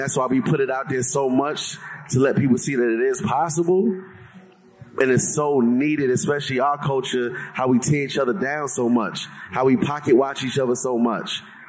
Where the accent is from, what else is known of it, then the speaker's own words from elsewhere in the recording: New York, United States; I'm from New York